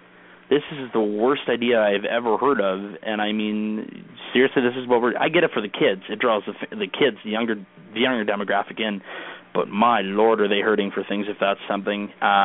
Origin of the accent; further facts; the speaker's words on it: Canada; I mean, I'm from Canada, but I will tell you that I'm a secret Canes fan.